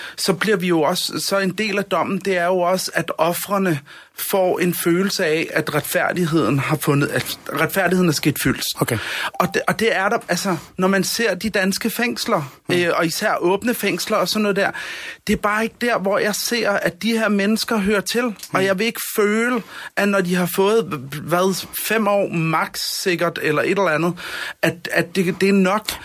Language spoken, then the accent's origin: Danish; Denmark